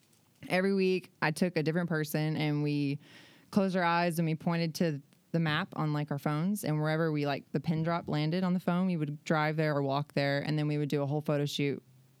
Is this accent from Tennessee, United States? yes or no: no; Alabama, United States; now in San Diego, United States; I'm from Alabama.